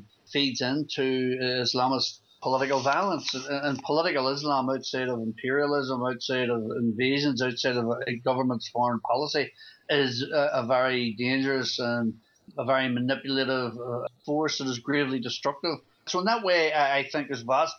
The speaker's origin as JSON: {"language": "English", "town": "Belfast", "region": "Northern Ireland", "country": "United Kingdom", "tie": "born or raised there", "said": "Belfast in the 1970s was a very dangerous, but for a young person, a very exciting place to be growing up in."}